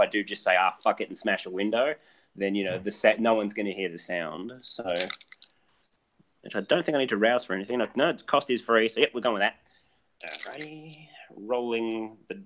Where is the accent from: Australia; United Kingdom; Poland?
Australia; I'm Australian